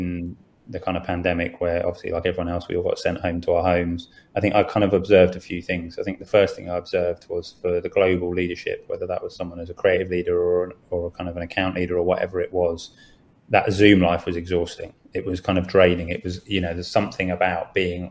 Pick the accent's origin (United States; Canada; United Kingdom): United Kingdom